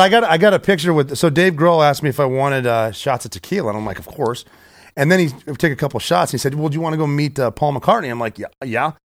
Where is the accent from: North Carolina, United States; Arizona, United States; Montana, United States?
Montana, United States; Butte; moved away as an adult; now in New York City, United States; I'm from Butte, Montana. I went to high school with all four of the officers.